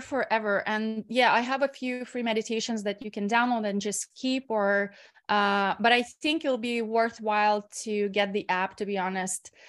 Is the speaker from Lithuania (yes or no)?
yes; Lithuania; moved away as an adult; also born or lived in Ireland / Bali; I'm usually in my hometown in Lithuania